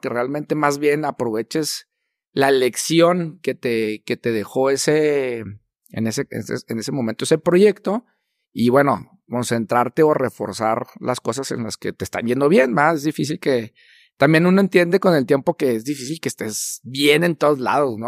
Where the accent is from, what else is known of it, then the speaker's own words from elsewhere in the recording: Chihuahua, Mexico; como norteños, como chihuahuenses